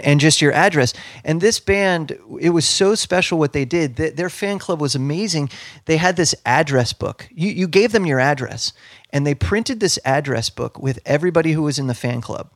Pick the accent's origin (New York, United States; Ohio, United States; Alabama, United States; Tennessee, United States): Ohio, United States; where I grew up in Ohio, I was close to Cleveland